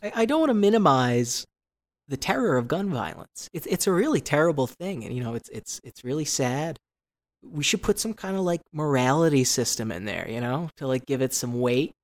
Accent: Los Angeles, California, United States; I am a comedian from Los Angeles, California

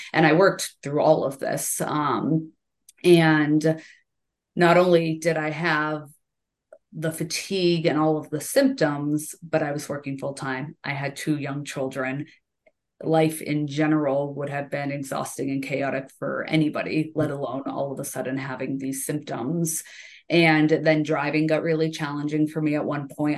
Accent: Central Massachusetts, United States; now in Stowe, Vermont, United States; I grew up in Massachusetts, uh, in Central Mass, and we had a summer place on Cape Cod

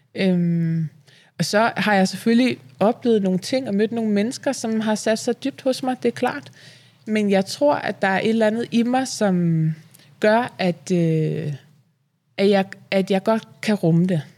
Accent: Vium, Central Denmark Region, Denmark; Jeg er fra Vium

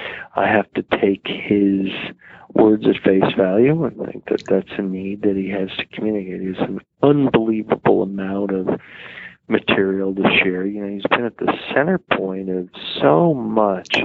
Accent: New York City, New York, United States; growing up in New York City, about 2.5 miles north of Ground

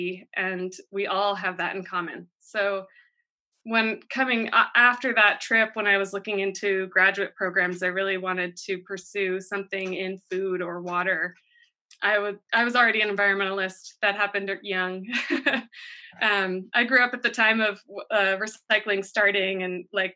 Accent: East Coast, United States; moved away as an adult; now in Watsonville, United States; I grew up on the East Coast and I came out to California for college

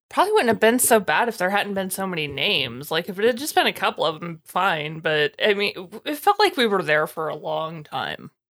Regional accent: United States; I'm an American

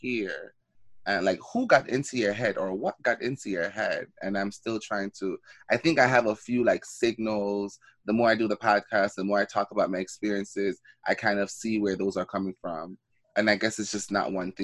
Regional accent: Jamaica; moved away; when I was growing up in Jamaica

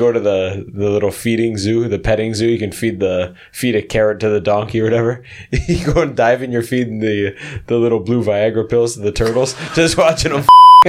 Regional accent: Canada; moved away as an adult; now in South Korea; growing up in Canada.

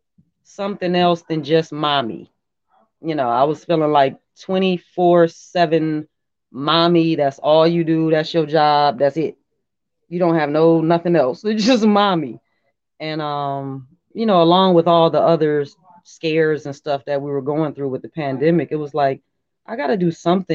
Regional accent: Detroit, Michigan, United States; You know, I'm kind of gutter. I'm kind of from Detroit, you know.

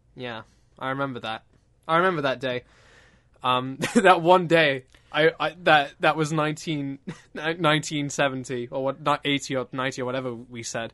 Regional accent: United Kingdom; I'm British.

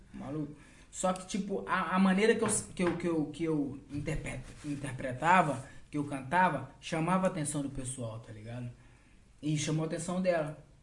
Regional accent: Governador Valadares, Minas Gerais, Brazil; moved away as an adult; now in Portugal; quando eu saí de Valadares

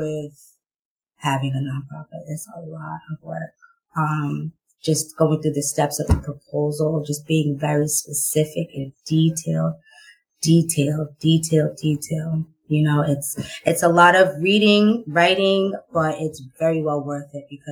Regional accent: Boston, Massachusetts, United States; I grew up in Boston, but I went to school in the suburbs

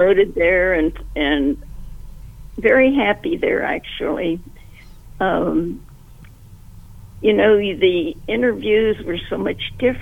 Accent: Columbus, Ohio, United States; I was born in Columbus

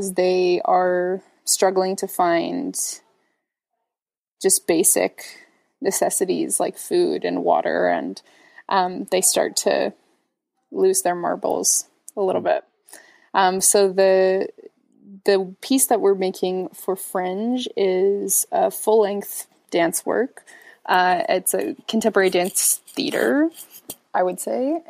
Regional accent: just outside of Victoria, British Columbia, Canada; now in Toronto, Canada; I grew up just outside of Victoria, and Victoria is not super small, but the community that I grew up in outside of Victoria is very small

